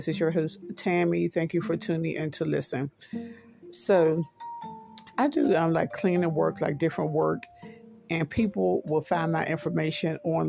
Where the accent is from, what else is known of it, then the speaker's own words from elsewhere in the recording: Pittsburgh, Pennsylvania, United States; I'm from Pittsburgh." And she's like, "Oh, because you have an accent."